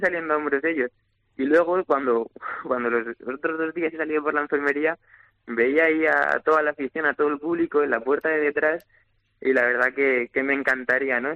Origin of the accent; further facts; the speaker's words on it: Valencia, Valencian Community, Spain; mi plaza, por encontrarme en mi tierra y sobre todo ante mi gente